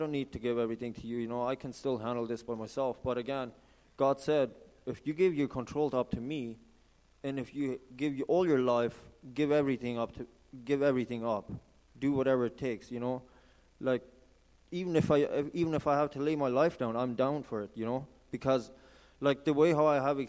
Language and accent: English; Santa Cruz de la Sierra, Santa Cruz, Bolivia; moved away as an adult; now in Canada; I've been growing up in South America, Santa Cruz, Bolivia. So I'm from Bolivia, actually